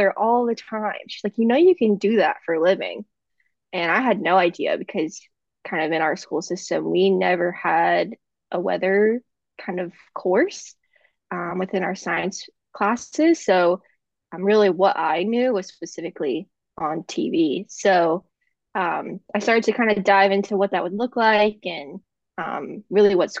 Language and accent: English; Hershey, Pennsylvania, United States; moved away as an adult; now in Oklahoma, United States; I'm originally from South Central Pennsylvania, so Hershey, PA specifically. Grew up there most of my life since I was about 5